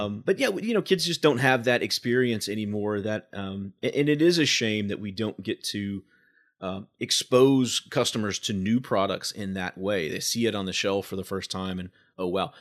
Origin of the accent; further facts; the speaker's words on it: Evansville, Indiana, United States; we've had a children's palace growing up in Evansville